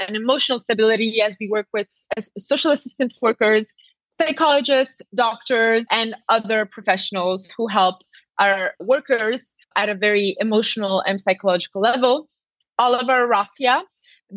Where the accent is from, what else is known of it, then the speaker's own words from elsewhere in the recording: Madagascar; I'm a half Italian, half Indian, but I grew up in Madagascar